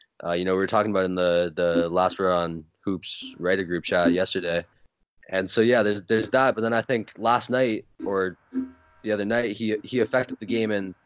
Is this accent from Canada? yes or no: yes; Toronto, Ontario, Canada; I'm from Toronto